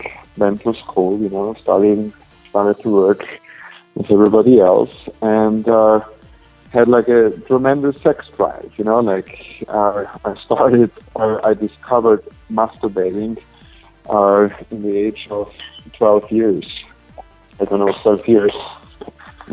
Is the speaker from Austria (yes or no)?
yes; Austria; moved away as an adult; now in United States; I'm originally from Austria, but it's in Europe.